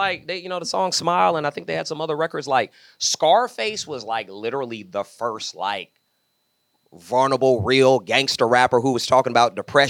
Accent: Houston, Texas, United States; moved away; also born or lived in Louisiana / Atlanta; I moved from Atlanta. I was raised in Houston, Texas, but my family was actually, I was born in Louisiana.

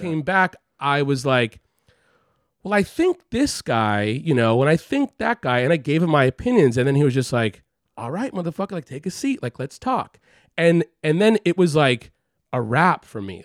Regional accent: Los Angeles, California, United States; moved away as an adult; also born or lived in San Francisco; now in New York, United States; I grew up in Los Angeles

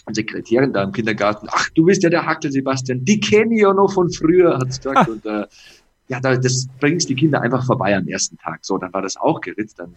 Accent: Passau, Bavaria, Germany; es ist eine Entscheidung für das Leben am Land in Passau, Niederbayern, wo ich geboren wurde, wo ich herkomme.

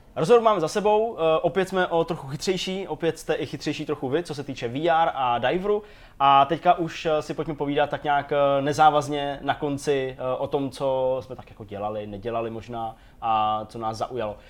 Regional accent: Czechia; jsem jako Čech

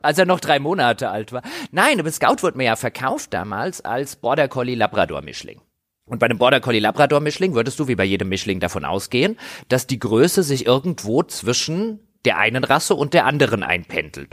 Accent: Griesheim, Hesse, Germany; in dem Ort, wo ich herkomme, also in Griesheim

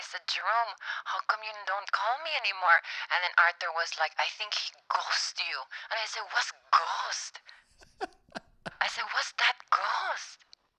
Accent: Philippines; Yeah, I'm Filipino. We like black guys.

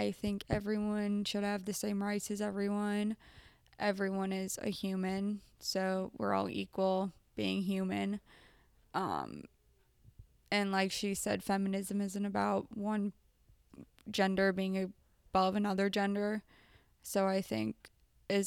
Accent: United States; being an American as I am

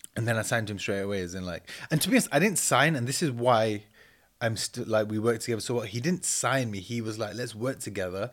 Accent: Manchester, North West England, United Kingdom; moved away; also born or lived in Leeds; I grew up in Cheatham Mill in Manchester

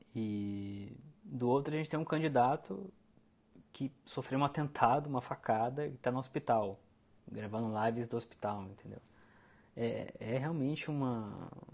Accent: Brazil

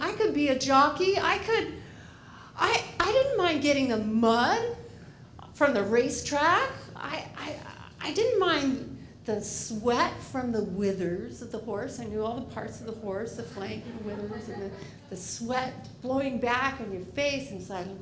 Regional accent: Maine, United States; when I was a kid growing up in Maine

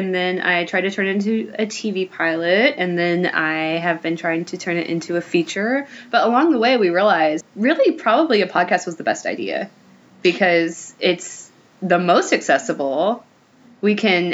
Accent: Kentucky, United States; moved away as an adult; now in Los Angeles, United States; I'm originally from Kentucky. I have been in LA for the past 3.5 years.

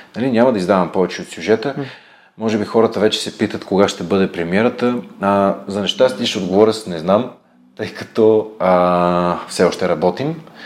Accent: Bulgaria; сме българи

